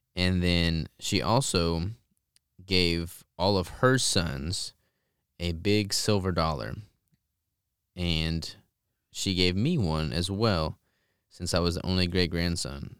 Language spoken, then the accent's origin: English; Arkansas, United States; I'm from Arkansas